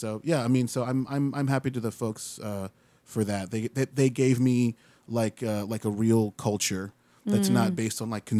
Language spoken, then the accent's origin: English; Winter Park, Florida, United States; also born or lived in Chicago / Trinidad; My folks are from Trinidad, and they moved us back to the island when I was 2, and we lived there till I was 9, and then ever since then we came to Central Florida, Winter Park. I've been here ever since, so I've about 30 years I've been here.